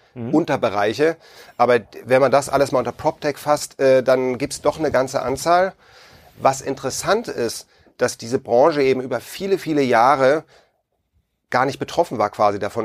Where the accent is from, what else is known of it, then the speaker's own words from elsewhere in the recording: Hamburg, Germany; ich komme ursprünglich aus Hamburg